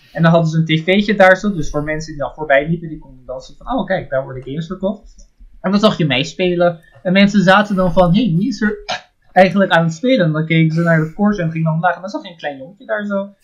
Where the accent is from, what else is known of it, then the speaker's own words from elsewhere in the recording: Netherlands; also born or lived in Japan; Ik kom uit Nederland